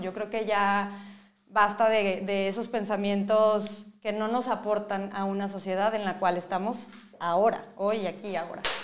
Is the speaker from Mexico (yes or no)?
yes; Mexico; Como mexicanos